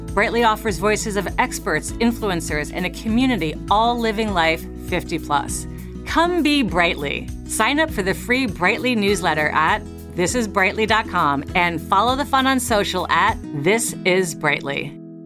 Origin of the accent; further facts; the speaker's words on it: New York, United States; I grew up in New York